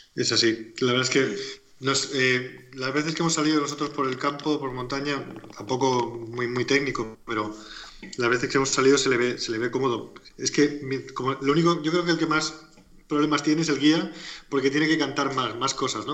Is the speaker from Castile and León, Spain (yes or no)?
no; Alicante, Valencian Community, Spain; also born or lived in Murcia; soy de Alicante también. Bueno, nací en Murcia, pero vivo en Alicante toda mi vida, como alicantino uno más